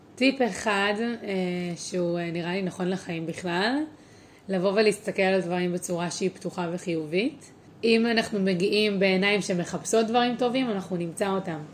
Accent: Tel Aviv, Tel Aviv District, Israel; also born or lived in Beersheba / San Diego; נולדתי בורן אנד רייז בתל אביב

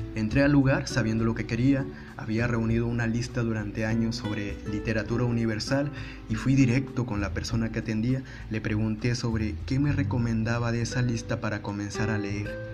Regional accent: Ciudad Victoria, Tamaulipas, Mexico; moved away as an adult; now in Monterrey, Mexico; Después de haber vivido gran parte de mi infancia y adolescencia en Ciudad Victoria, Tamaulipas

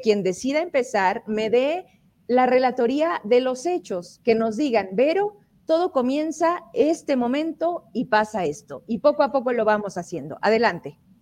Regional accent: Zacatecas, Mexico; somos zacatecanos y aquí queremos seguir

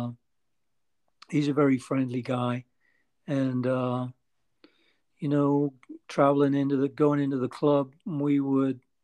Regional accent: Newcastle upon Tyne, North East England, United Kingdom; moved away; also born or lived in London / New York City; I'm from Newcastle

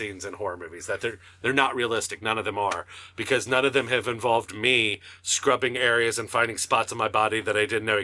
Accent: Northern Kentucky, United States; I'm a comedian from Northern Kentucky

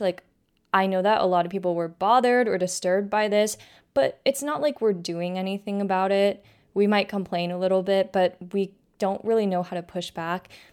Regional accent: West Coast, United States; moved away as an adult; now in Philadelphia, United States; I'm from the West Coast

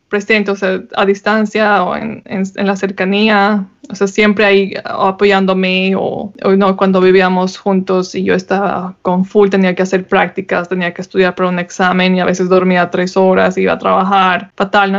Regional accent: Bolivia; moved away

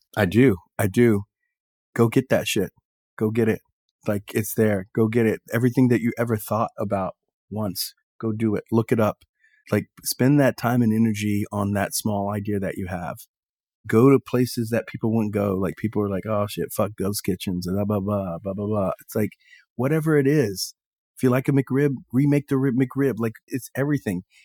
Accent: Texas, United States; moved away; I grew up in Texas

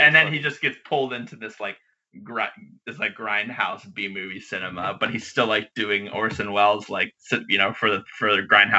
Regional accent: Maryland, United States; I grew up in Maryland.

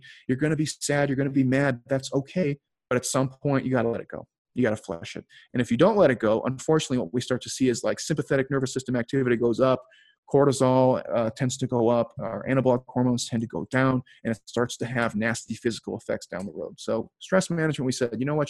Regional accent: Chicago, Illinois, United States; moved away; also born or lived in Philadelphia; I grew up in Chicago and lived in Philly for a while

